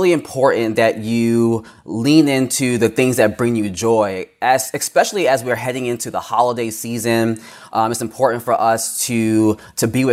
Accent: New York, United States; moved away as an adult; now in Washington, D.C., United States; I am a New Yorker

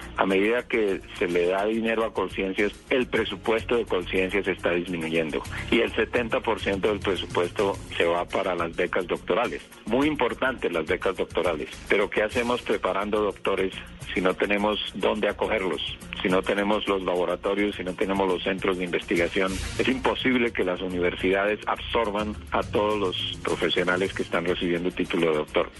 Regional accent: Colombia; vivimos en Colombia, somos científicos colombianos que trabajamos aquí

